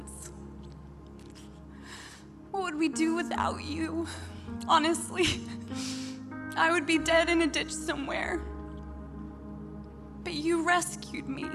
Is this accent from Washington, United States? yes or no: yes; Spokane, Washington, United States; moved away as an adult; also born or lived in Sydney, Australia; now in Brooklyn, United States; I'm on the other side of the mountains in a little place called Spokane, Washington. Close? Yeah. Really close to Idaho. So that's where I grew up.